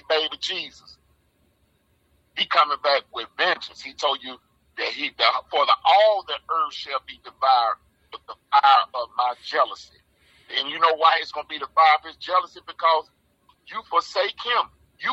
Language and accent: English; the South, United States; I'm from the South